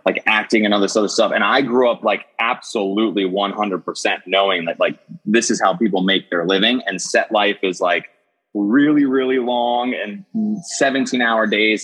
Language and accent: English; Wilmington, Delaware, United States; I grew up uh, in Wilmington, Delaware, and uh, tiny, tiny state, right, about twenty minutes outside of Philadelphia.